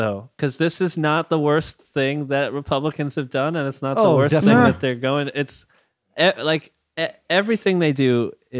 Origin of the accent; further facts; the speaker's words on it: New York City, New York, United States; I'm from New York City.